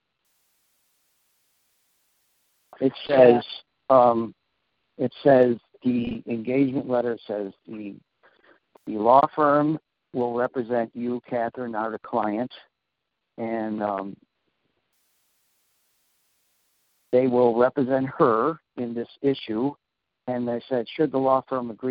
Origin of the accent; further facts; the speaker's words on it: Chicago, Illinois, United States; we're from Chicago